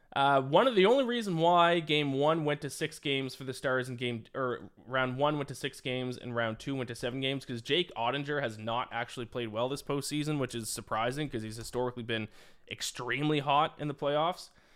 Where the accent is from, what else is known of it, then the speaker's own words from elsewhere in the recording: Canada; as a Canadian myself